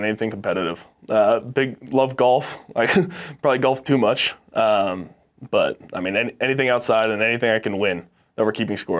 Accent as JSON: {"language": "English", "region": "Texas", "country": "United States", "tie": "born or raised there", "also_born_or_lived": "Orange County, California", "said": "No. So I was born in Southern California in Orange County, and okay. I was raised in Texas."}